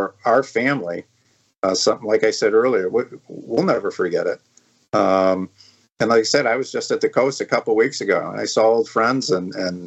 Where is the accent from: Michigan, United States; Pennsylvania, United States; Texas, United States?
Michigan, United States; moved away; also born or lived in Traverse City, Michigan; I'm from Michigan.